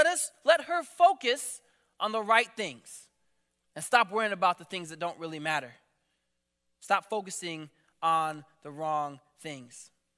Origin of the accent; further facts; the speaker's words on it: Papua New Guinea; now in United States; I grew up in a different country. I grew up in New Guinea for 14 years of my life. And I'll be honest, I love that I'm here. I love America.